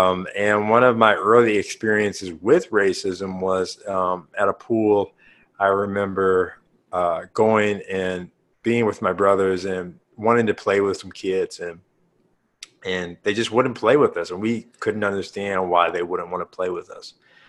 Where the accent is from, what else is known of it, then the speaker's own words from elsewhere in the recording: St. Louis, Missouri, United States; we grew up in St. Louis.